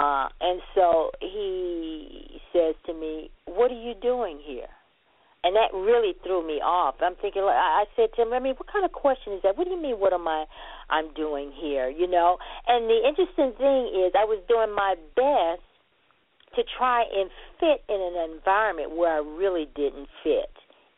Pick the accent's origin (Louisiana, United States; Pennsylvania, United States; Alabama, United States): Alabama, United States; Montgomery; born there; also born or lived in New York, United States; because I was born in Montgomery, Alabama, and so and with my grandparents in Montgomery, I would stay with them 2-3 years, and then I would be sent to an aunt in New York.